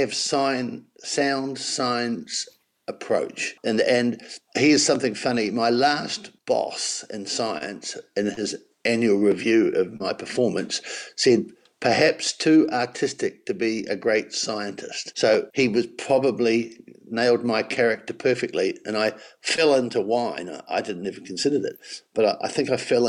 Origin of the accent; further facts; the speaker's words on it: Marlborough, New Zealand; I came from Marlborough